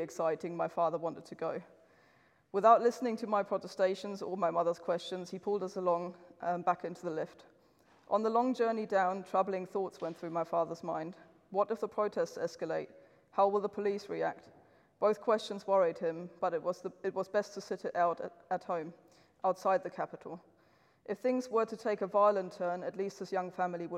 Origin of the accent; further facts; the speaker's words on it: East Germany, Germany; I was born in East Germany